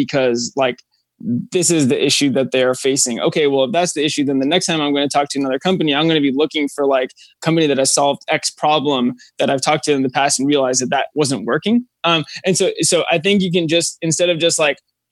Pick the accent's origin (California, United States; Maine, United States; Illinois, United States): California, United States; Los Angeles; also born or lived in Austin, Texas; I'm from Los Angeles